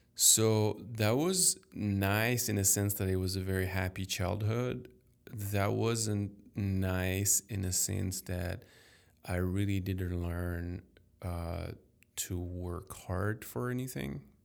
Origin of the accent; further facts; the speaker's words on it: Paris, Île-de-France, France; first language French; English is a second language; I was very lucky to be born in a healthy, wealthy family in Paris.